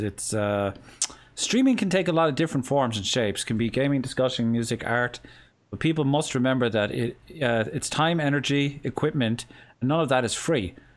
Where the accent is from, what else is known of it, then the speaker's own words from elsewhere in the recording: Cork, Munster, Ireland; accent: southern Irish; here in the south of Cork. We tend to have, or south of Ireland, we tend to have a more understandable accent